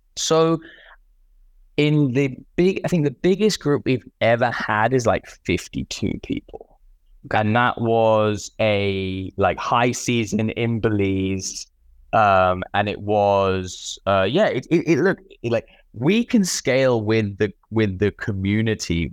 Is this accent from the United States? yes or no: no; United Kingdom; moved away; also born or lived in Central and South America; I'm British